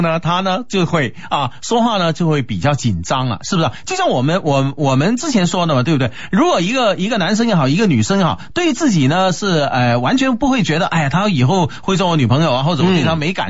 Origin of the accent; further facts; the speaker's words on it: China; 有来无往非礼也，对不对？我们中国人嘛是礼仪之邦啊